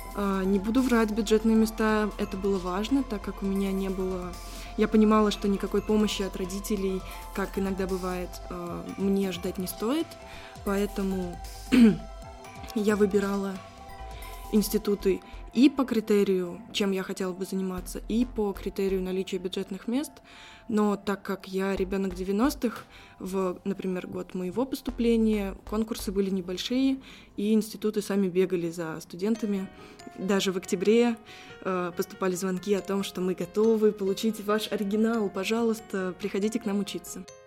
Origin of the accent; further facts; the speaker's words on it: Saratov, Saratov Oblast, Russia; Саратов мой родной город